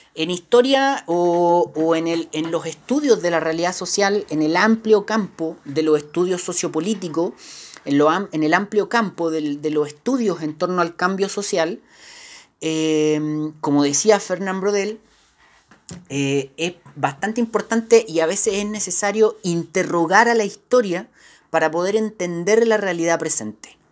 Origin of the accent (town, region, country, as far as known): Chile